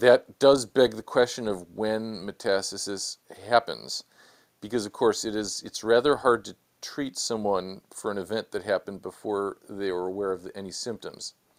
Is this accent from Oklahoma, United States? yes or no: no; Chicago, Illinois, United States; moved away as an adult; also born or lived in San Diego, California / Los Angeles, California; now in Washington, D.C., United States; born and raised in Chicago